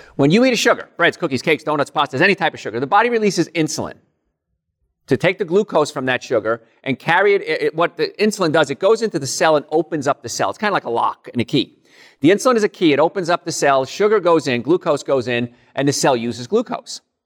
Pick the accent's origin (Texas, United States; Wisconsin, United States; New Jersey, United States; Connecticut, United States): New Jersey, United States; Hoboken; moved away; Hoboken, New Jersey originally